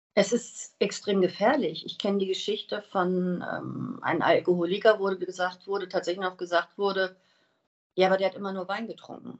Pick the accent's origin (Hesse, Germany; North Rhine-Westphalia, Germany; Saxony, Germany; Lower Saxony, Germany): Hesse, Germany; Wiesbaden; ich komme aus Wiesbaden